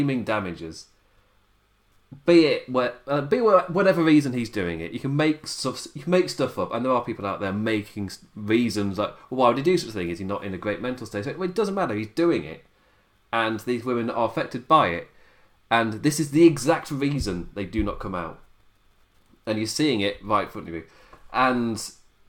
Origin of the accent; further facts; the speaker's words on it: United Kingdom; I'm British.